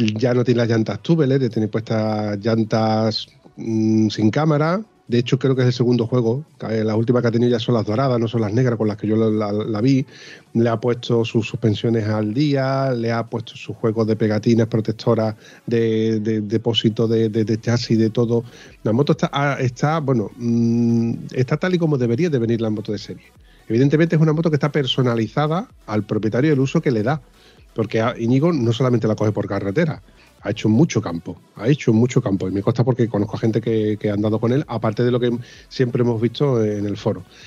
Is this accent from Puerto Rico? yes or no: no; Spain; Así somos los españoles